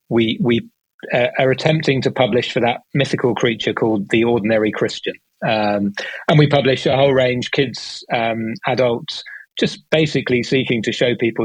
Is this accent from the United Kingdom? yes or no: yes; United Kingdom; accent: British; Started in the UK, as you can tell from my accent, that's where I'm based